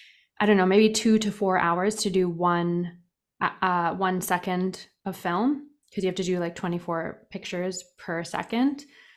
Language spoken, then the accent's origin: English; Toronto, Ontario, Canada; also born or lived in England; Yep, I was. Toronto.